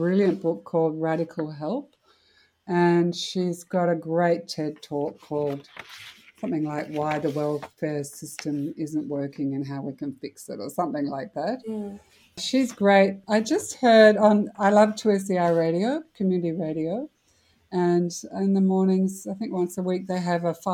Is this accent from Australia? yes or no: yes; Australia; as an Australian